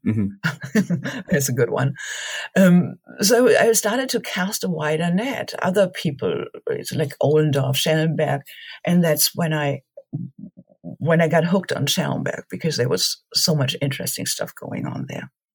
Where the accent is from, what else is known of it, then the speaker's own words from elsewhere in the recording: Germany; moved away; also born or lived in Marburg; Growing up in Germany